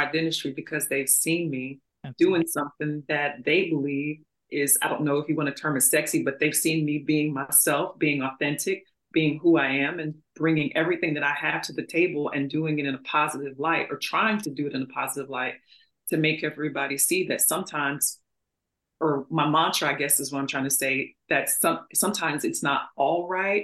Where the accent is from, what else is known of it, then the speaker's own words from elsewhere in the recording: St. Louis, Missouri, United States; I grew up in St. Louis